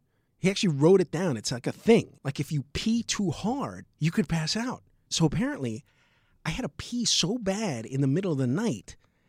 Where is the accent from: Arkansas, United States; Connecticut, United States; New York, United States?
New York, United States; New York City; I'm from the Bronx.